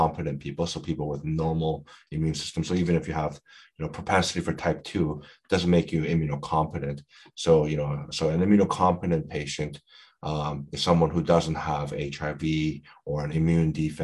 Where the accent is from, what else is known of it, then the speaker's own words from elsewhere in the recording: Canada; we're all Canadian